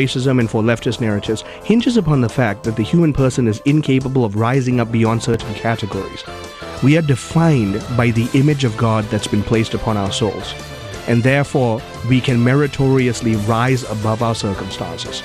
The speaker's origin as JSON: {"language": "English", "country": "Malaysia", "tie": "born or raised there", "moved": "yes", "said": "I was born and raised in Malaysia, where racism is constitutionally enshrined"}